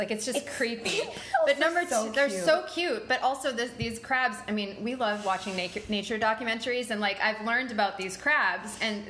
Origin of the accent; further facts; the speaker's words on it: New York, United States; But listen, we love New York. That was just one of the things you learned to live with as a New Yorker, you know?